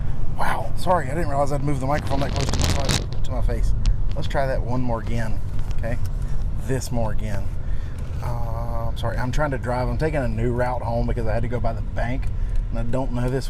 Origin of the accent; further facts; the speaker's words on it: United States; I've never been out of the country. I'm from the United States.